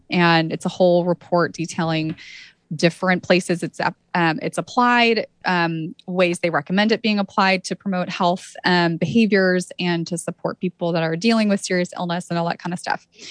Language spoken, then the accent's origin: English; Santa Cruz, California, United States; I grew up in Santa Cruz, California